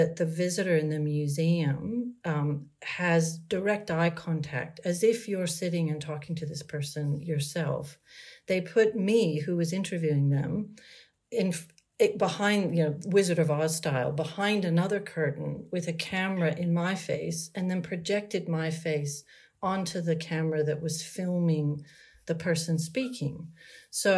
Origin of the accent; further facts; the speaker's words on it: United States; moved away as an adult; also born or lived in Maryland / Australia; now in Sydney, Australia; being born and raised in America and then living many decades now in Australia